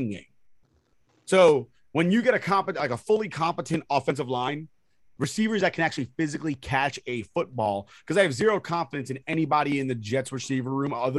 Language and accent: English; Puerto Rico; I'm a Puerto Rican